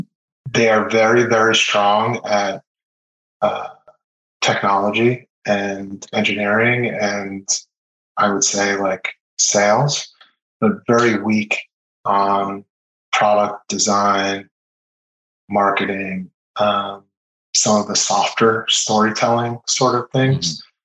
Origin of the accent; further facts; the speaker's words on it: Israel; born there; And I was born in Israel, I have an Israeli passport, I speak Hebrew. So I have some family out there.